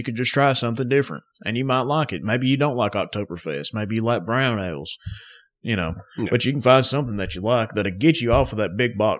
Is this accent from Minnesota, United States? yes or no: no; North Alabama, United States; if you can't tell from our accents, we're from North Alabama.